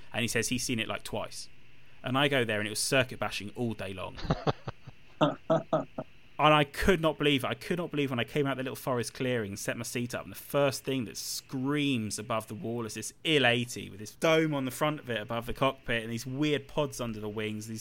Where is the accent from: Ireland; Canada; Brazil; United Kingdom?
United Kingdom; I'm British